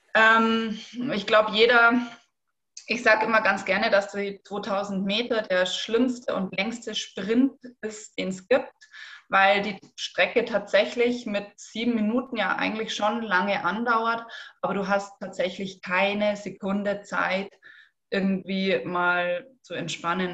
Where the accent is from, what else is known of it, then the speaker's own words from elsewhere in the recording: Rosenheim, Bavaria, Germany; ich komme aus Rosenheim